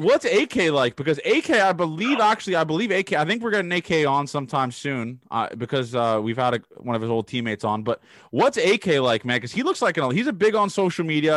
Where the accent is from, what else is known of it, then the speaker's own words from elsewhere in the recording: Canada; I'm from Canada